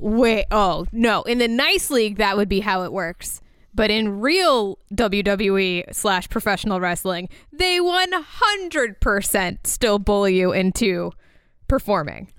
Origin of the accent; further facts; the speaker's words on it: Orlando, Florida, United States; Orlando, that is my hometown